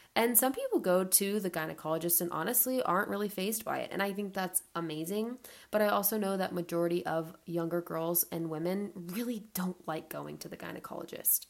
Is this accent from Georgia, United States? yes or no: yes; Atlanta, Georgia, United States; now in Charleston, United States; I'm 25 and I live in Charleston, South Carolina. I grew up in Atlanta, Georgia